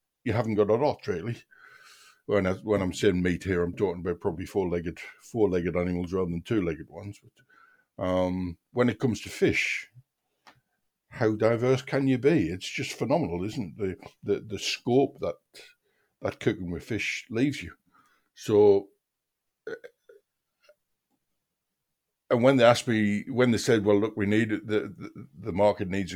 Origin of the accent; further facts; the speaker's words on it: Seaham, North East England, United Kingdom; I'm from a seaside town, actually, in County Durham, a place called Seaham